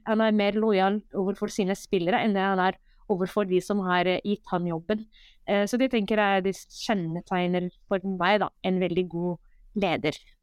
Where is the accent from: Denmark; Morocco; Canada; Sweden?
Morocco; now in Norway; Jeg er jo født og oppvokst i Marokko